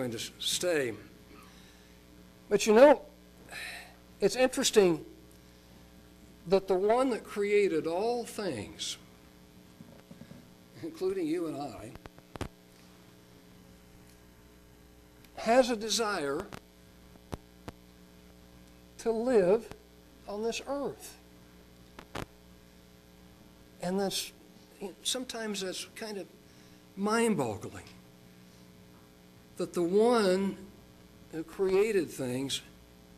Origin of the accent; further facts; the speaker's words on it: Oklahoma, United States; also born or lived in Caracas, Venezuela; I wasn't born in Oklahoma. I was born in Caracas, Venezuela, but I came back to the States before I ever knew that I was born in some other country. And so essentially I'm an Okie, through and through